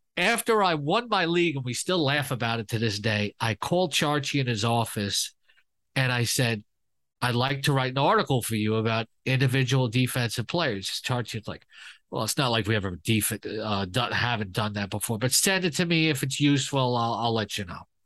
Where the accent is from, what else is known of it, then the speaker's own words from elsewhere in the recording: New York City, New York, United States; I grew up in Queens